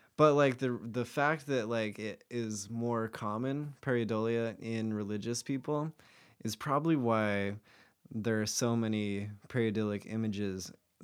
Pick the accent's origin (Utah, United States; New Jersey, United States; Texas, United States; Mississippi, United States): Utah, United States; I used to be Mormon. I'm from Utah.